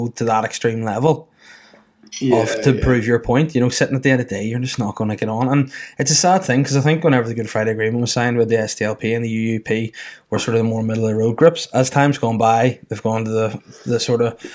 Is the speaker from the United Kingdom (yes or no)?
yes; Northern Irish, Northern Ireland, United Kingdom; I consider myself to be Northern Irish